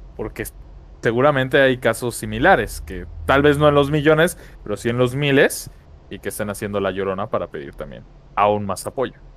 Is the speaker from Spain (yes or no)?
no; Mexico; como mexicano